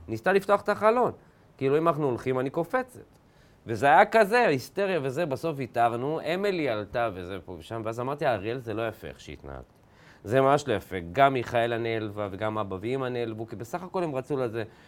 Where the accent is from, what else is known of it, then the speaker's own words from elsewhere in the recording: a moshav near Ma'alot, Northern District, Israel; אני זוכר בתור ילד, גדלתי ב, במושב ליד מעלות